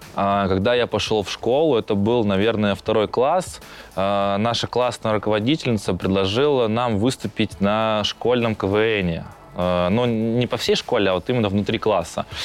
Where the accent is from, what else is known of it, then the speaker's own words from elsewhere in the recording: Saint Petersburg, Russia; у нас в Питере. А, я родом с этого района, я там жил, я там учился